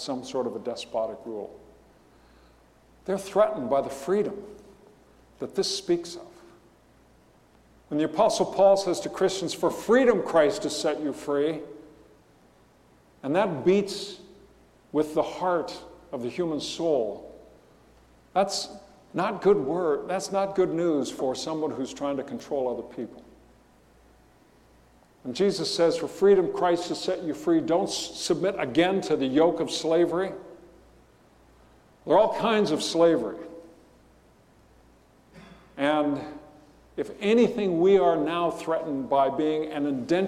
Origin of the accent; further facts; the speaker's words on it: Riverside, California, United States; When I was a kid growing up in Riverside